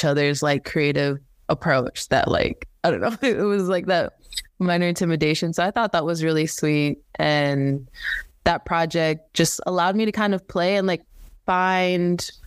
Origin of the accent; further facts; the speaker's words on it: Belize; now in United States; a big part of my roots was growing up in the Caribbean. I'm originally from Belize. I ended up basically leaving everything, my family, and just my upbringing back home on the island to pursue a better education in America.